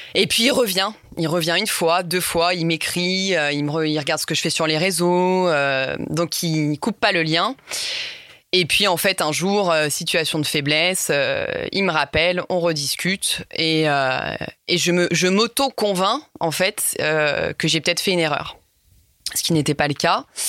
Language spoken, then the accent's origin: French; Lyon, Auvergne-Rhône-Alpes, France; j'ai 29 ans, je suis lyonnaise